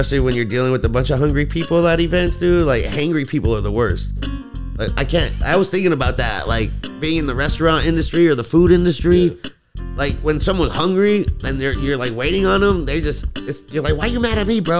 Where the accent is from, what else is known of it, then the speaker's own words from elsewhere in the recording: Los Angeles, California, United States; we love the valley, dude. I mean, I'm born and raised here.